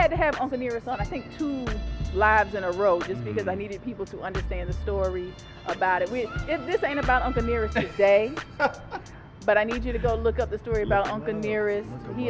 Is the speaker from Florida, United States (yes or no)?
yes; Tampa, Florida, United States; moved away; Here in my hometown of Tampa, Florida.